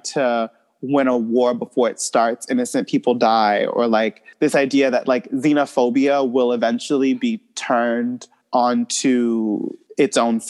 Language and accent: English; United States; I was born here